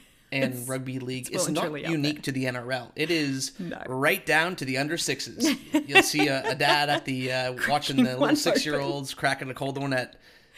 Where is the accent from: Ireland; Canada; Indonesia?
Canada; now in Australia; Growing up in Canada, we didn't have it